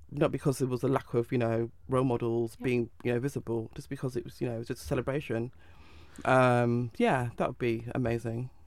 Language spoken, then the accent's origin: English; Manchester, North West England, United Kingdom; I'm from Manchester